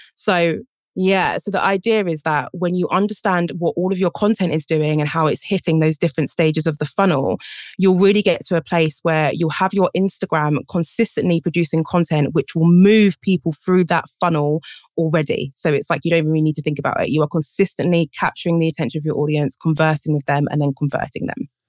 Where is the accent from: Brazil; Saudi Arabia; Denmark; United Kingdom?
United Kingdom; England; accent: British